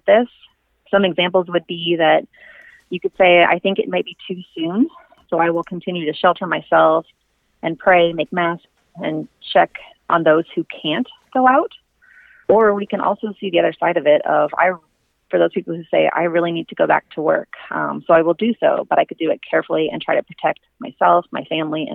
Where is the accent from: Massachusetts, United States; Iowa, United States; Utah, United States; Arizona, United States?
Iowa, United States; I'm born and raised in Iowa